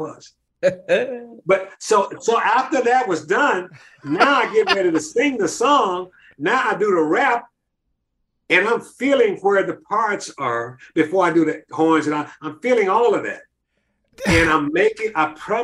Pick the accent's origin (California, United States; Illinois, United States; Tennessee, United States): Tennessee, United States; Memphis; Maurice White and I came from Virginia Street